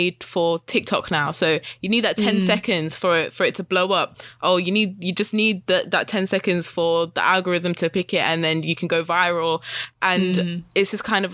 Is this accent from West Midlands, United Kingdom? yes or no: yes; Wolverhampton, West Midlands, United Kingdom; I grew up in Wolverhampton, which has been predominantly white.